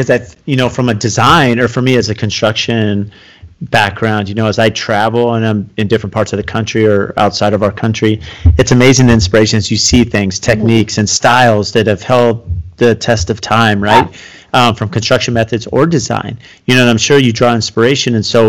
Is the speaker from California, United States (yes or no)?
yes; San Diego, California, United States; as a teenager, I grew up in San Diego, and I worked as an electrician in Coronado.